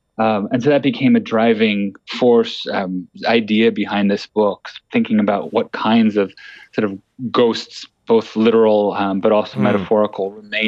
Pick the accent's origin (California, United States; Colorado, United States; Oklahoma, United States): California, United States; as a Californian